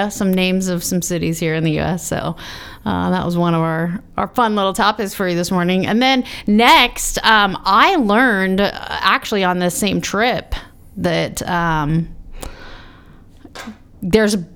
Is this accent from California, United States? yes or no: no; Boring, Oregon, United States; Yeah, I'm from Boring, Oregon.